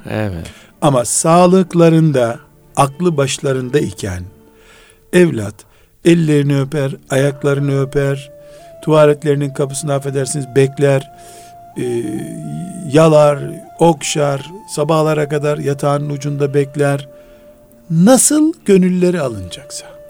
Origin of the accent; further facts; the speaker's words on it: Black Sea Region, Turkey; Bizim Karadeniz yöresinde e, istersen 60 yaşında ol. Çocuğun olduğunda isim veremiyorsun.